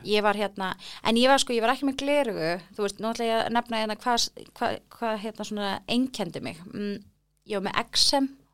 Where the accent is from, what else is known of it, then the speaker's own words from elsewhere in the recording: Reykjavík, Capital Region, Iceland; þar elst ég upp svona